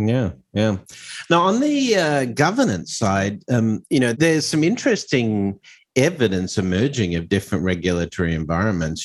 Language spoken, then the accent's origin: English; Australia; also born or lived in Hong Kong / Dubai; now in New York, United States; obviously I'm Australian